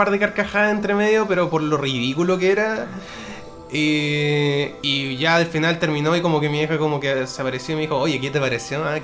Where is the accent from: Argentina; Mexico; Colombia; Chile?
Chile; tampoco somos tantos chilenos.